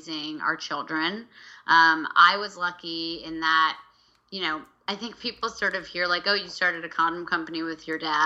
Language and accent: English; Vermont, United States; I grew up in Vermont.